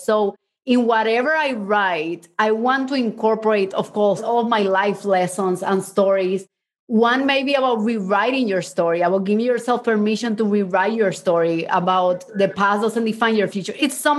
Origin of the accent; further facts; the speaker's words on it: Mexico; also born or lived in Cuba; I was born in Cuba and then we moved to Mexico and then my mom and I ran away and we hid for 6 months.